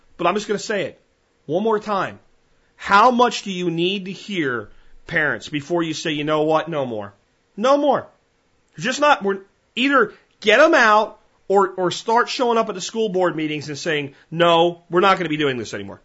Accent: Texas, United States; as a Texan

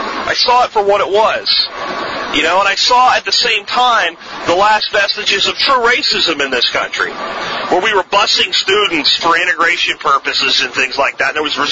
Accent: Florida, United States; accent: Florida accent; also born or lived in Pennsylvania; I moved from Pennsylvania to Florida with my family

